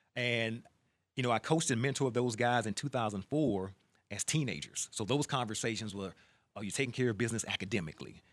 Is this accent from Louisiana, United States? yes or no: yes; Baton Rouge, Louisiana, United States; moved away as an adult; now in Texas, United States; born and raised in Baton Rouge, inner city, real tough area.